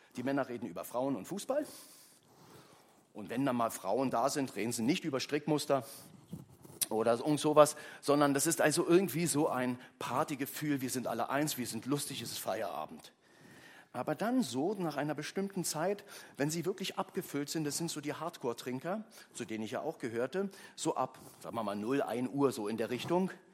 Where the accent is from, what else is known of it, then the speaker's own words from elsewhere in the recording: Berlin, Germany; also born or lived in Köpenick; Also ich bin groß geworden in Ostberlin